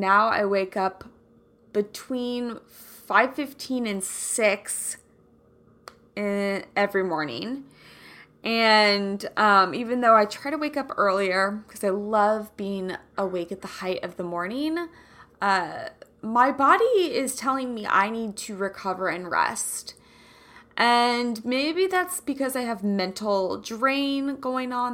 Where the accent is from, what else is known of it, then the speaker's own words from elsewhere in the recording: Kansas City, United States; I'm from Kansas City